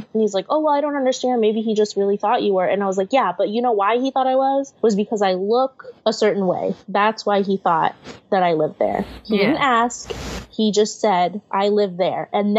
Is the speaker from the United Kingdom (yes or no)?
no; Philippines; nobody ever clocks me as Filipino. They always think I'm like Latina.